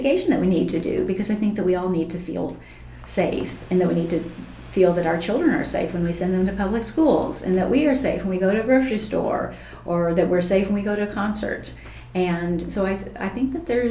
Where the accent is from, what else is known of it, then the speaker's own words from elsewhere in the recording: Taney County, Missouri, United States; growing up in Taney County, my father hunted